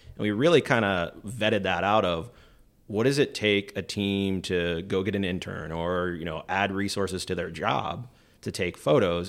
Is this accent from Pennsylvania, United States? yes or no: yes; Pennsylvania, United States; moved away as an adult; I wanted to kinda leave my hometown, leave, uh, Pennsylvania at that time